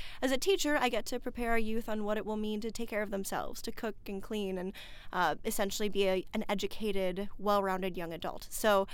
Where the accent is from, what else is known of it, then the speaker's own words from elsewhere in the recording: St. Paul, Minnesota, United States; Well, I'm from Minnesota originally. I'm born and raised in St. Paul in the cities.